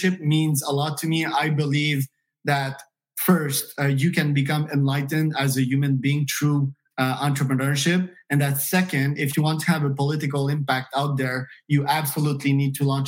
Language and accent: English; Canada; moved away; also born or lived in United States; I'm Canadian by birth, but if I identify myself as one nationality, it would be US, you know, an American.